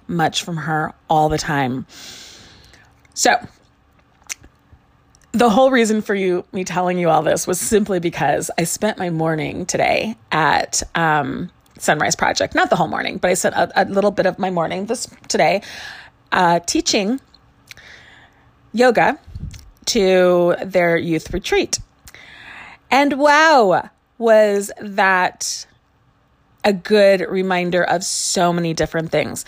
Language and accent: English; Chicago, Illinois, United States; moved away; I grew up in Chicago and we spent our summers in a house in a small community across the lake in Michigan